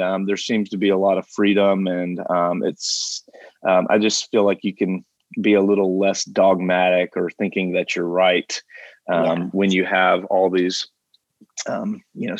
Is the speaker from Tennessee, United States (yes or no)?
yes; Franklin, Tennessee, United States; also born or lived in Huntsville, Alabama; not only have I lived, you know, almost my whole life in Franklin